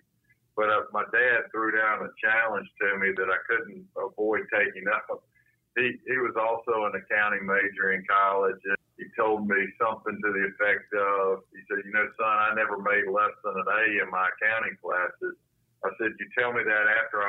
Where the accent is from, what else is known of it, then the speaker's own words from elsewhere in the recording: Salisbury, North Carolina, United States; I grew up in Salisbury, North Carolina.